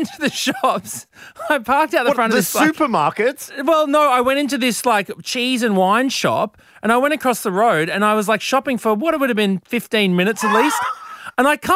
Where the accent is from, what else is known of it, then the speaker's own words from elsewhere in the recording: Brisbane, Queensland, Australia; growing up in Brisbane